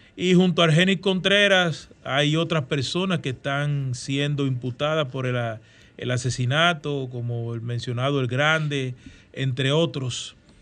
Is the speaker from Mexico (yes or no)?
no; Dominican Republic